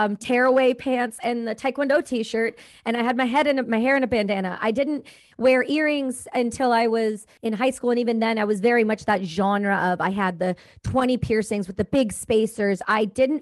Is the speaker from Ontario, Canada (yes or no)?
yes; Campbellford, Ontario, Canada; No, I grew up in Ontario. I'm East Coaster. I'm from a small town called Campbellford near the Trenton Air Base.